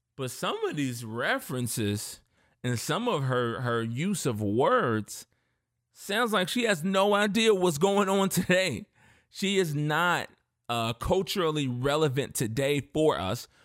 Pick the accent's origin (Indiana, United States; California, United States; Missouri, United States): Indiana, United States; I'm from Indiana, but I'm a, I'm a Southern boy at heart in a lot of ways. And my family grew up in Memphis and Mississippi